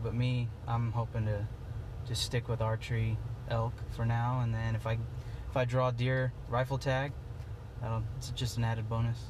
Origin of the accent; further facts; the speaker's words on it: Eastern Oregon, United States; I'm from Eastern Oregon, and I am the founder of EO Boys